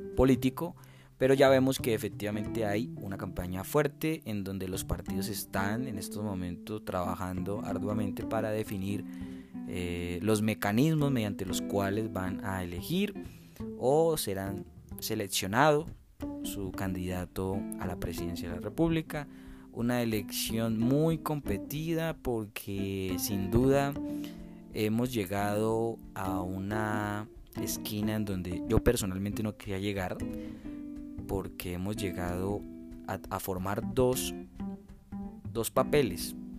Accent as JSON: {"language": "Spanish", "country": "Colombia", "said": "como colombianos"}